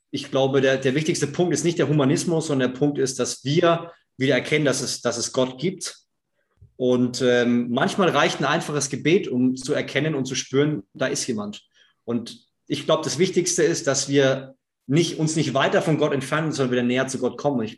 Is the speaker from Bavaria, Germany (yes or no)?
yes; Bavaria, Germany; ich komme aus Unterfranken. Ja, die Franken sind immer so ein ja, trockenes, schwieriges Volk, was, was schwierig aufzumachen ist.